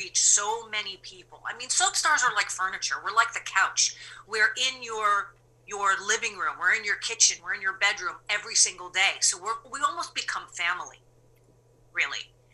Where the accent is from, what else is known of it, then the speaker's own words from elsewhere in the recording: New York, United States; moved away; I'm a gritty New Yorker